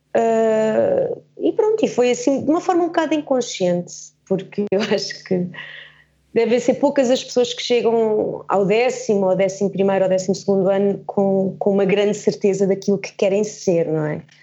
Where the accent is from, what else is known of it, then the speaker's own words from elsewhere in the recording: Germany; now in Portugal; nasci na Alemanha e, e o sítio onde eu vivia tinha muita natureza à volta